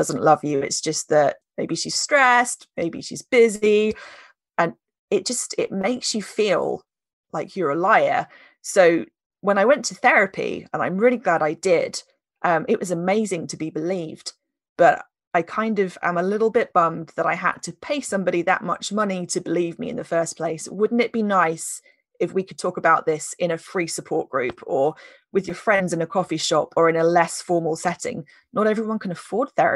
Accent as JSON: {"language": "English", "country": "United Kingdom", "said": "we're British"}